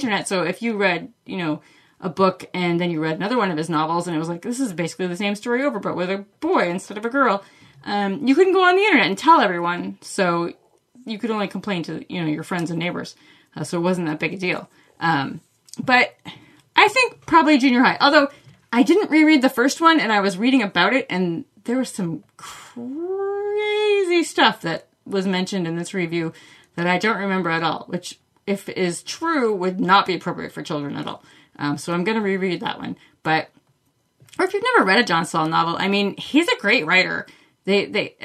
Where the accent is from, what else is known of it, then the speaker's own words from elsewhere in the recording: Maine, United States; I'm from Maine